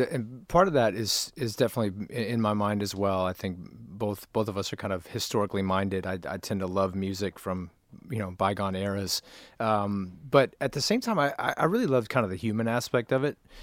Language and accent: English; Nashville, Tennessee, United States; now in Los Angeles, United States; both of us grew up in Nashville.